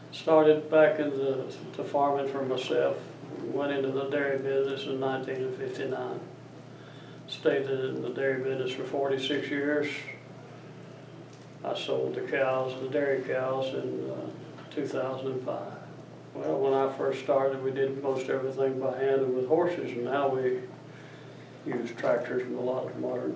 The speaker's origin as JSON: {"language": "English", "area": "Bethel community, Watauga County", "region": "North Carolina", "country": "United States", "tie": "born or raised there", "said": "I was born in the Bethel community of Watauga County"}